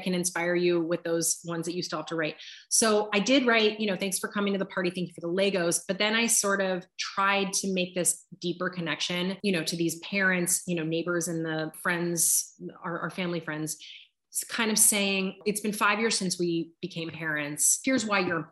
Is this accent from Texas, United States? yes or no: no; Southern California, United States; moved away; my hometown in Southern California